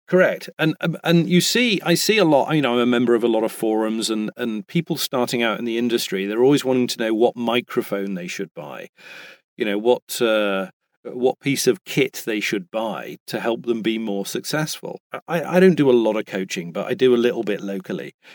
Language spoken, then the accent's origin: English; United Kingdom; now in United States; I am British and I am in America.